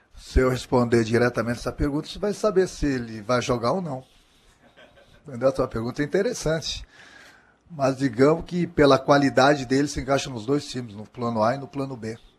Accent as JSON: {"language": "Portuguese", "region": "Rio Grande do Sul", "country": "Brazil", "said": "como gaúcho"}